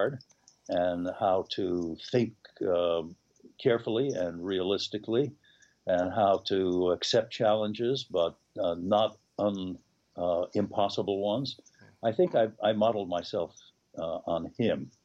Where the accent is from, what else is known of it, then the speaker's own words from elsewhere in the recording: New York City, New York, United States; I was born in 1941 in New York City.